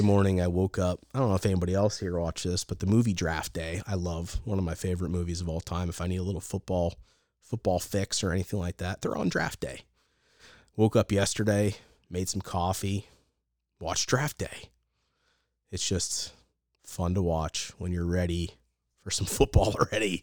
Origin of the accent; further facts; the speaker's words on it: Pennsylvania, United States; we're from Pennsylvania